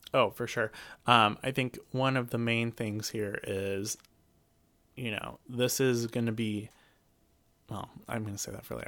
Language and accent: English; Alaska, United States; I'm all from Alaska